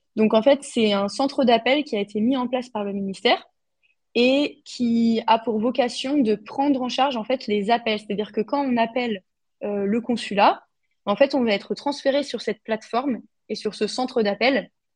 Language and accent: French; France; now in Austria; en tant que Français de l'étranger